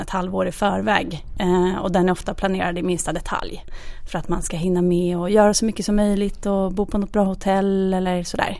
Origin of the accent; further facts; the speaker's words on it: Oslo, Norway; now in Stockholm, Sweden; både min mamma och jag är från Oslo så har ju vi våra familjer där